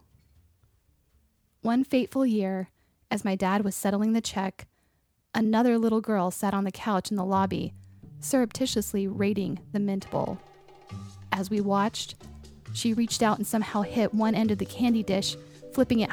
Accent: Raleigh, North Carolina, United States; When I was a child growing up in Raleigh, North Carolina

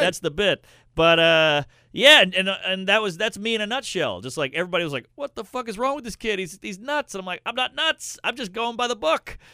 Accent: Louisiana, United States; I'm from the South. I'm from Louisiana

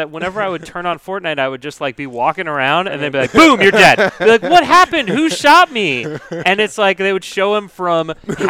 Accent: United States; I'm from America

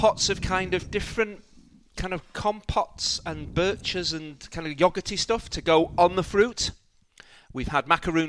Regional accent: Manchester, North West England, United Kingdom; I'm from Manchester.

